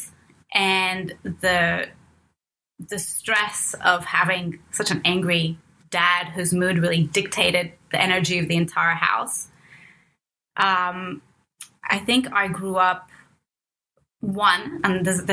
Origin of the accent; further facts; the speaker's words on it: Cairo, Cairo Governorate, Egypt; moved away; I was born in Cairo, Egypt, and raised by my mom up until age four when my dad returned from the US